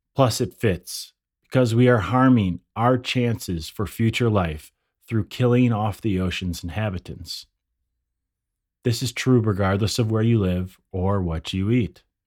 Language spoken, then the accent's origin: English; near Lake Michigan, Midwest, United States; I grew up near Lake Michigan. I live inland now.